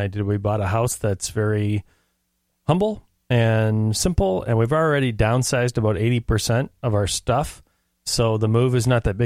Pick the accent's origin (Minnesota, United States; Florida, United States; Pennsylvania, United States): Minnesota, United States; Minneapolis; I'm from North Minneapolis originally